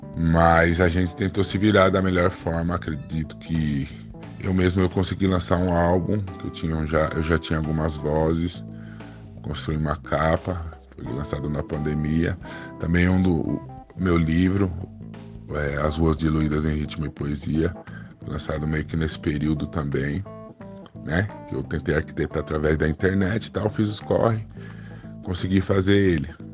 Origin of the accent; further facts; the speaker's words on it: São Paulo, Brazil; also born or lived in Caieiras; sou apenas nascido em Caeiras, mas sou cria do Jaraguá, morei toda a vida aqui. No Jaraguá é um bairro que eu gosto bastante, né? Fica aqui na noroeste de São Paulo